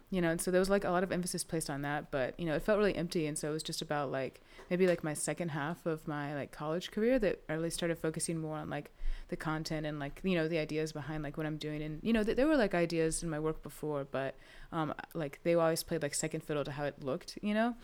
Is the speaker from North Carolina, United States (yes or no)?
yes; Winston-Salem, North Carolina, United States; I'm from Winston, um, so, and, like, just lived here my whole life